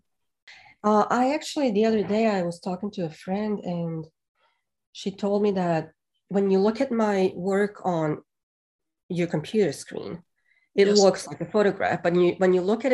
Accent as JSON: {"language": "English", "country": "Bosnia & Herzegovina", "tie": "born or raised there", "moved": "as an adult", "lives_now": "Hawkins, United States", "said": "when I was growing up in Bosnia. And even when I first moved to America in 99"}